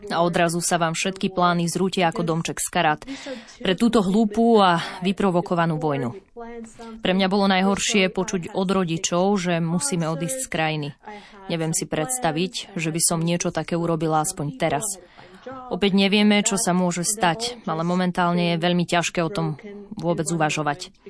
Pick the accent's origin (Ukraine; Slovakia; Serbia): Ukraine; Lviv, Lviv Oblast; Pochádzam z Lvova na západe